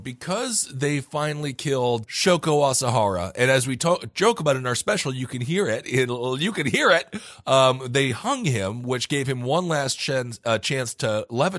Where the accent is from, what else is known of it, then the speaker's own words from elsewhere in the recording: Wisconsin, United States; When I was growing up in Wisconsin, they didn't even let us know.